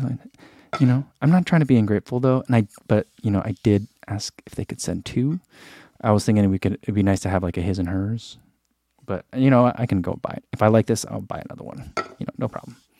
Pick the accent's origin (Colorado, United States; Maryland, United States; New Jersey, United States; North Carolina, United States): New Jersey, United States; we grew up in New Jersey